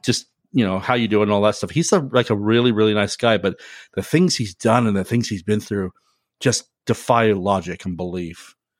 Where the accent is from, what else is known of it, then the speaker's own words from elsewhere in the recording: United Kingdom; now in United States; growing up in Great Britain and then when I moved to America